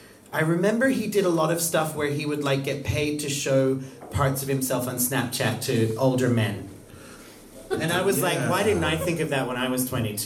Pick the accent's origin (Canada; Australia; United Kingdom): Australia; moved away as an adult; now in Iceland; I was born in Australia. I lived in Australia my entire life until I left and moved to Europe.